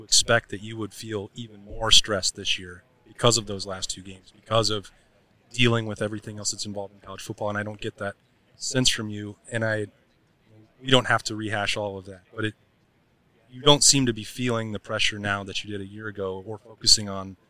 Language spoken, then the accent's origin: English; Casper, Wyoming, United States; But CNFR is in Casper, my hometown.